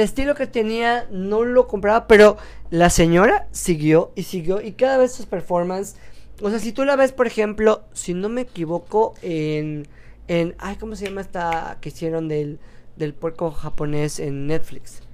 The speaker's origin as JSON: {"language": "Spanish", "region": "Yucatán", "country": "Mexico", "said": "soy yucateco"}